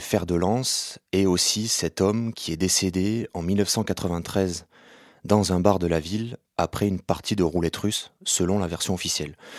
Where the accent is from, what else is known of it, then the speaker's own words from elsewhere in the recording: Béziers, Occitania, France; je suis né à Béziers en 1991